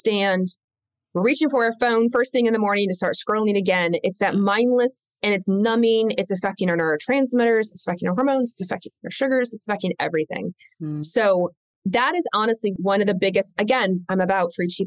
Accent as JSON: {"language": "English", "town": "Lexington", "region": "Kentucky", "country": "United States", "tie": "born or raised there", "also_born_or_lived": "Michigan", "said": "I was raised in Lexington, Kentucky. So I was raised in the South. I wasn't born there. I was born in the North, born in Michigan, but raised in Kentucky"}